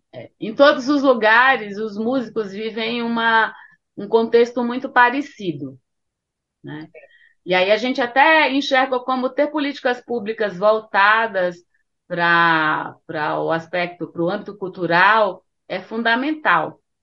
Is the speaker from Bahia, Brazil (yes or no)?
yes; Bahia, Brazil; now in São Paulo, Brazil; sendo baiana